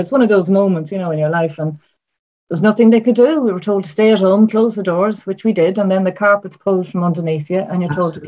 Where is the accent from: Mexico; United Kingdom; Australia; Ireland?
Ireland; I'm from Ireland